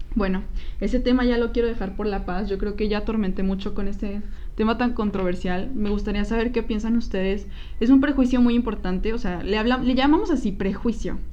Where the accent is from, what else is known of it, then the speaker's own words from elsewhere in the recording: Coahuila, Mexico; now in Guadalajara, Mexico; nosotros somos de Coahuila, somos del norte